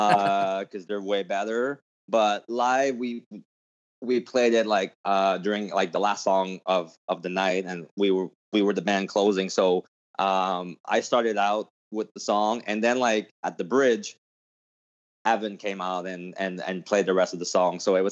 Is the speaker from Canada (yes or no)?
yes; Canada; I'm sorry, I'm from Canada. I'm a big hockey guy